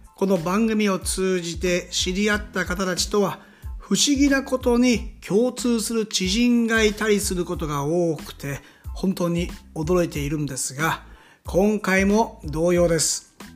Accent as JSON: {"language": "Japanese", "region": "Shizuoka", "country": "Japan", "tie": "born or raised there", "said": "静岡育ち"}